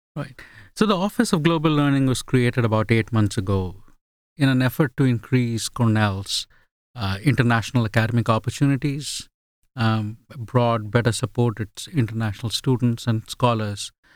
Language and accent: English; India; first language Bengali; English is a second language; also born or lived in England / Australia; now in United States; Bengali is my mother tongue.